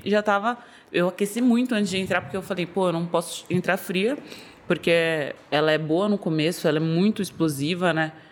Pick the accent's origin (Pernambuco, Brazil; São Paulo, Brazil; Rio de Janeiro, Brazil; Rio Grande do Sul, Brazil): São Paulo, Brazil; Eu sou daqui de São Paulo mesmo, sou da Zona Norte de São Paulo